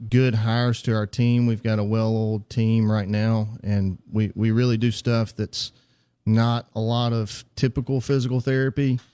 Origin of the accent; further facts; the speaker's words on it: Heidelberg, Mississippi, United States; I'm from Heidelberg, Mississippi originally